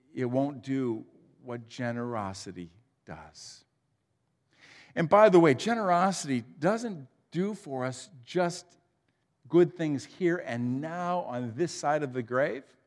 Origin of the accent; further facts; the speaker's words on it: Huron, Ohio, United States; I grew up in Huron, uh, just down the road